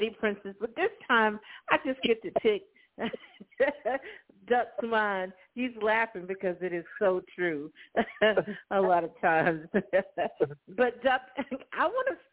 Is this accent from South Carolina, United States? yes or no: no; Gainesville, Florida, United States; my hometown of Gainesville, Florida